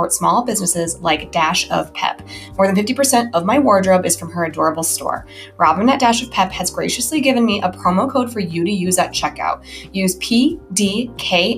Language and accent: English; Denver, Colorado, United States; now in Hawaii, United States; We are both from Denver